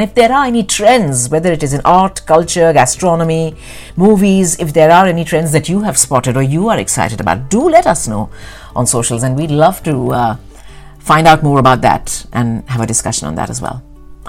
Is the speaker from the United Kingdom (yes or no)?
yes; London, United Kingdom; So I think being a Londoner, there will always be a lot of new things to discover.